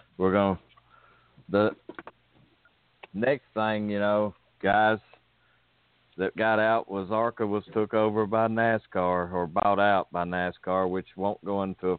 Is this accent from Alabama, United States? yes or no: yes; Birmingham, Alabama, United States; born or raised there